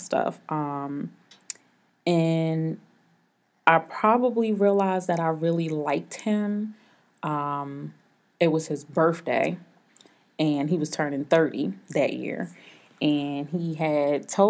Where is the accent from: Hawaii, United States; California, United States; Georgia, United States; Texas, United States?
Georgia, United States; Atlanta; I'm 32. I'm from Atlanta, Georgia.